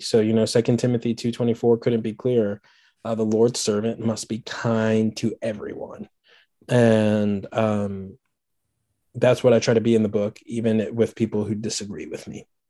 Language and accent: English; Washington, District of Columbia, United States; moved away as an adult; now in Birmingham, United States; I'm not from Birmingham. I'm from Washington, D C originally. Uh, that, that was home